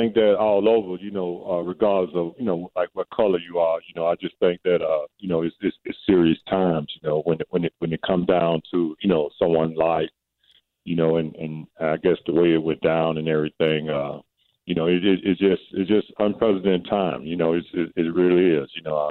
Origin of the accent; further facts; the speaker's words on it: Birmingham, Alabama, United States; now in Maryland, United States; I grew up in Birmingham, Alabama, which is downtown. I live in Fountain Heights.